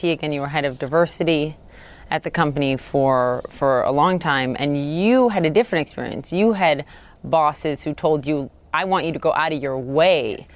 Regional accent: California, United States; Yes, I'm from the San Francisco Bay Area.

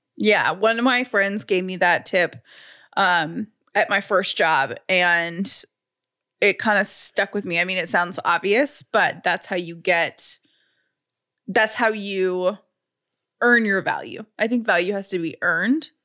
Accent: the South, United States; I'm from the South

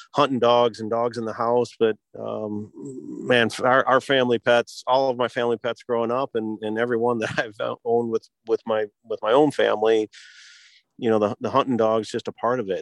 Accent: Michigan, United States; I was born and raised in Michigan

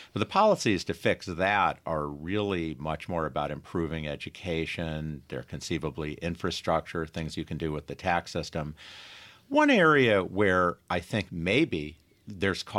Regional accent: Rochester, New York, United States; moved away; I grew up in Rochester like you, Tom

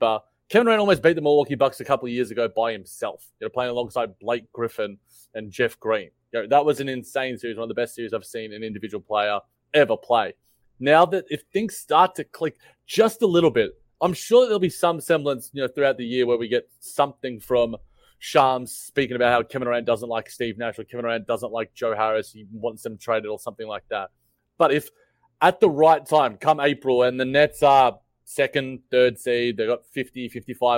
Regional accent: Australia; a proud Australian

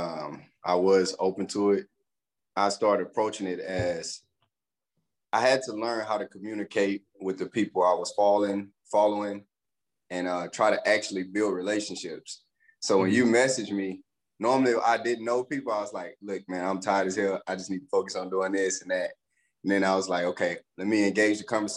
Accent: Pineville, Louisiana, United States; moved away as an adult; also born or lived in DeRidder, Louisiana / Hayward, California; I grew up in Palmville, Louisiana

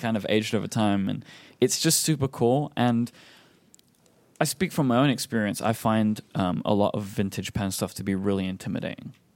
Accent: England, United Kingdom; as an English person

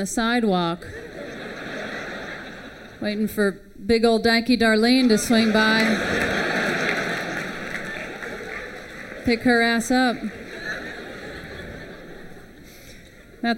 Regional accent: Houston, Texas, United States; I grew up with in Houston.

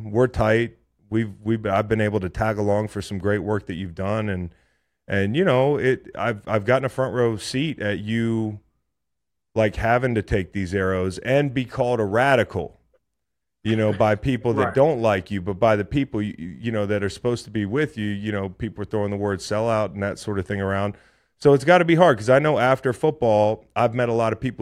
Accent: Charlottesville, Virginia, United States; born or raised there

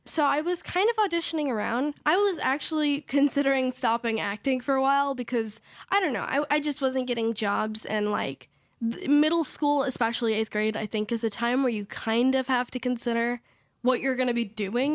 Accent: Idyllwild, California, United States; also born or lived in Riverside, California; now in Los Angeles, United States; I was born in Riverside, California, and I was raised in Idlewild, California

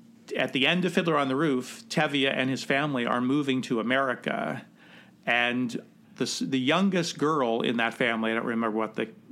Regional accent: Midwest, United States; I think it's pecan. I don't know. I'm from the Midwest. I say pecan.

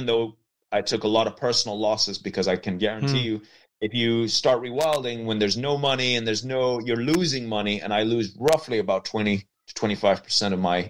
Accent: Leinster, Ireland; So I'm a filmmaker from County Meath. The accent probably is going to make you not believe me, but I am a filmmaker. I'm Irish. And I come from an old Norman family

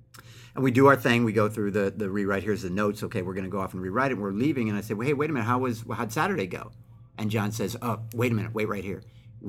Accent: Bay Area, California, United States; I grew up in the Bay Area through the 80s

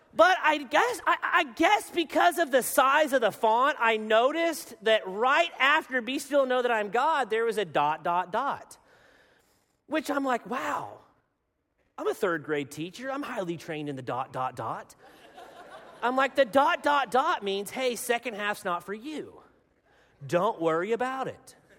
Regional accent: Arkansas, United States; I am from Arkansas

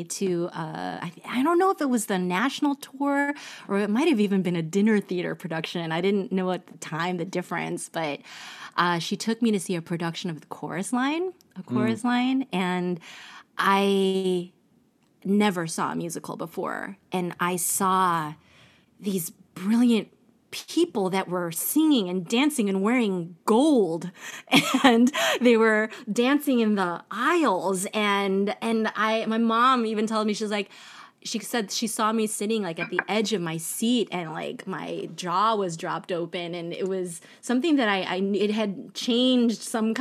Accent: United States; also born or lived in Orlando, Florida; I'm like born and raised in America

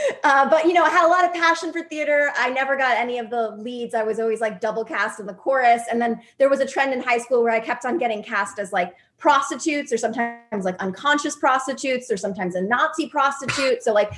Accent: Westport, Connecticut, United States; moved away as an adult; also born or lived in New York; now in Los Angeles, United States; I was born in New York and raised in Connecticut.

